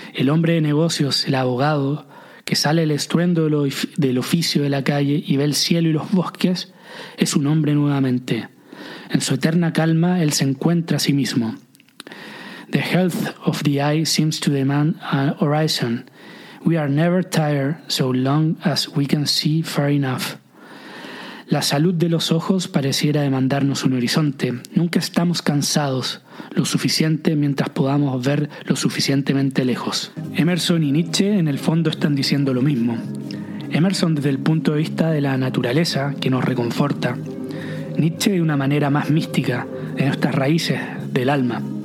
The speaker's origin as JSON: {"language": "Spanish", "country": "Chile", "also_born_or_lived": "Viña del Mar, Chile / south of France", "moved": "as an adult", "said": "cuando vine a Francia siendo chileno"}